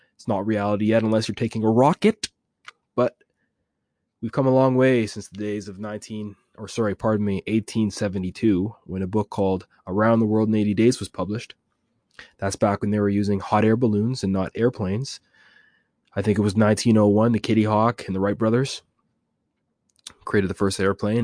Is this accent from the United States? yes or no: no; Jamaica; I'm Jamaican, I can speak a little patois